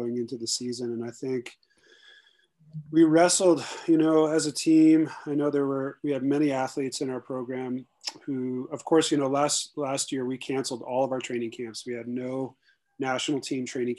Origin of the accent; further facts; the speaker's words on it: Alaska, United States; now in Sun Valley, United States; I'm originally from Alaska, but I live in the Sun Valley, Idaho area